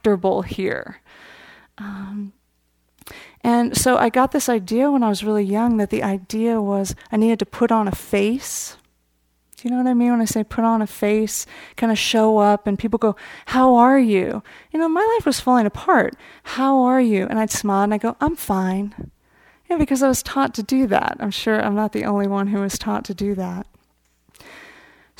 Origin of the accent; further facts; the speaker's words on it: Marin County, California, United States; I grew up here in Marin County.